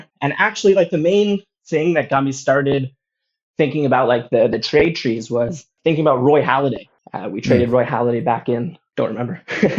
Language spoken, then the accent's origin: English; Toronto, Ontario, Canada; now in Ho Chi Minh City, Vietnam; So I'm from Toronto, Canada, but I currently live in Ho Chi Minh City, Vietnam, and I'm a teacher here.